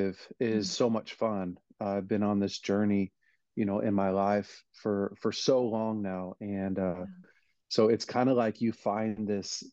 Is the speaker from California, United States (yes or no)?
yes; Weaverville, California, United States; I was raised in Weaverville, California, just a really small town in the mountains